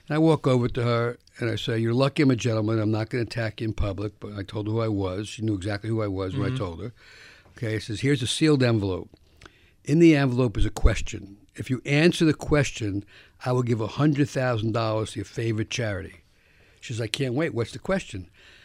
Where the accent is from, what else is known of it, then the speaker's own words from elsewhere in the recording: Bronx, New York, United States; I grew up in the South Bronx, and you can give them the Rockefeller salute for me.